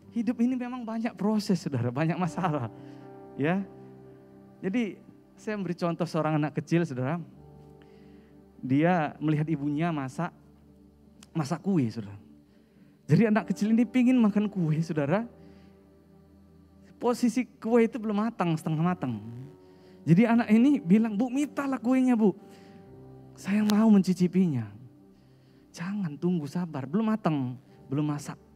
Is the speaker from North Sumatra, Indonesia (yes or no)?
yes; North Sumatra, Indonesia; Saya asal dari Sumatera Utara. Saya lahir di sana.